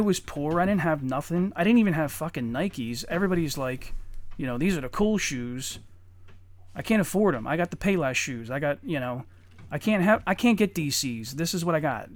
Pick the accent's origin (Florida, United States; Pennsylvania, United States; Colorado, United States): Pennsylvania, United States; Eddystone; also born or lived in Norwood; I grew up in Eddystone